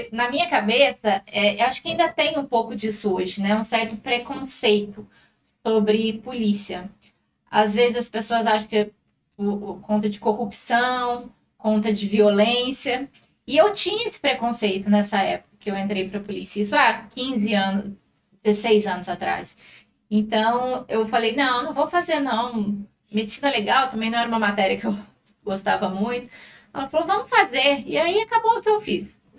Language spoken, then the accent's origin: Portuguese; Pouso Alegre, Minas Gerais, Brazil; Eu sou de Pouso Alegre, minha naturalidade é daqui, só que meus pais são de fora.